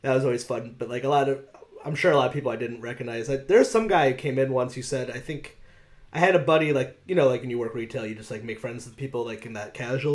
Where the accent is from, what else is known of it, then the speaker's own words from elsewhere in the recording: Meriden, Connecticut, United States; I grew up in Meriden, Connecticut